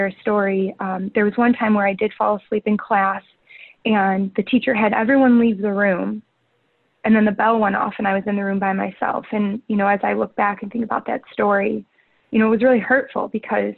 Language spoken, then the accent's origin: English; right outside of Detroit, Michigan, United States; moved away as an adult; also born or lived in Chicago, Illinois; now in Hermosa Beach, United States; I actually was born and raised right outside of Detroit, Michigan.